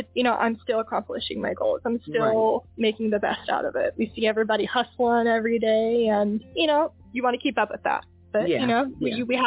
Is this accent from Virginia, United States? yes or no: yes; Hampton Roads, Virginia, United States; moved away as an adult; also born or lived in Orlando, Florida; now in Texas, United States; I was born in Orlando, Florida, which is where my parents met. Lived there until I was about 3 months old and went to Virginia. I lived in the Hampton Roads area